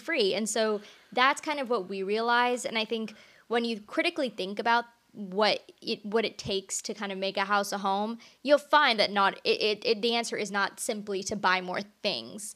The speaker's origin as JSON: {"language": "English", "area": "Orange County", "region": "California", "country": "United States", "moved": "yes", "said": "I'm originally from Orange County"}